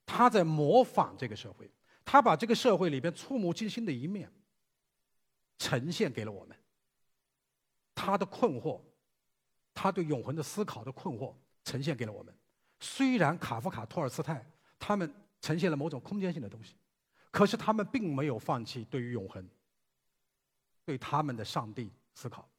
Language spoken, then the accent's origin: Chinese; China; 我们中国人